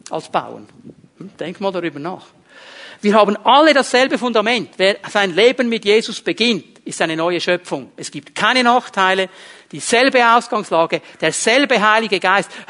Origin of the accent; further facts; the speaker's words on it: Zurich, Switzerland; Und ich bin in diesem kleinen Bauerndorf aufgewachsen im Kanton Zürich und zu der damaligen Zeit, da gab es nicht viele Italiener oder Halbitaliener